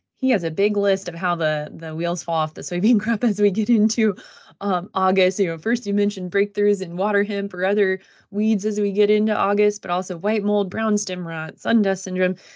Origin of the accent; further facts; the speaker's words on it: Fulton County, Illinois, United States; also born or lived in Florida; I grew up in Fulton County, Illinois, so West Central